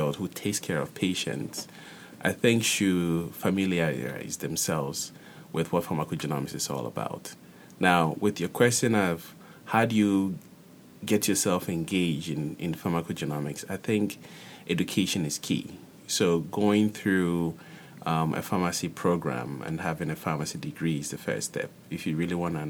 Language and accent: English; Ghana; moved away as an adult; now in Minnesota, United States; I'm originally from Ghana, West Africa